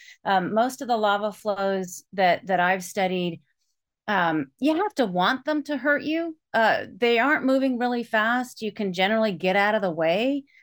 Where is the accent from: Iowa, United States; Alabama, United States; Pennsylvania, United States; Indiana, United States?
Iowa, United States; And so I grew up in Iowa, where there are no volcanoes.